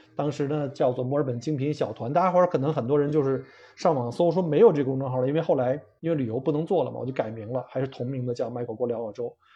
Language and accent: Chinese; China; 我们中国人